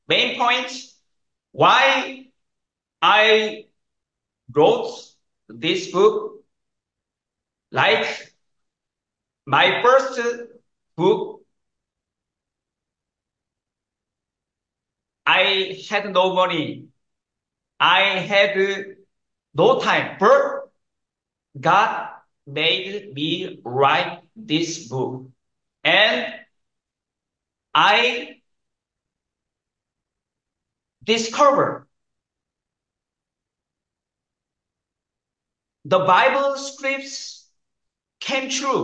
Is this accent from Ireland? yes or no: no; South Korea; English is a second language; I was born in South Korea.